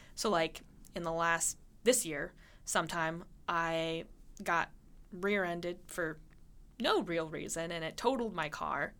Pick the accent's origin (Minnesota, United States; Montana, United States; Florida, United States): Montana, United States; moved away; I grew up in Montana